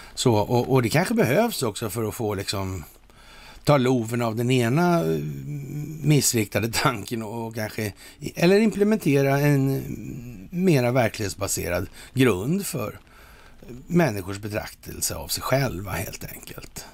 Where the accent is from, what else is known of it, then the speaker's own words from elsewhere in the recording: Sweden; här hemma i Sverige